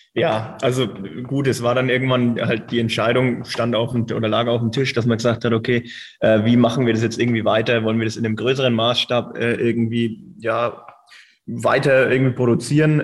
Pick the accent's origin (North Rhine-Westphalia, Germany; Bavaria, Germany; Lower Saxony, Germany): Bavaria, Germany; Reckendorf; ich komme aus Reckendorf ursprünglich